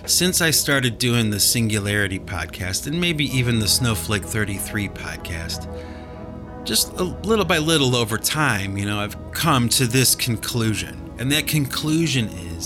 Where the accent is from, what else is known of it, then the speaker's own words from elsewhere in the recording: United States; we're American, we drink coffee.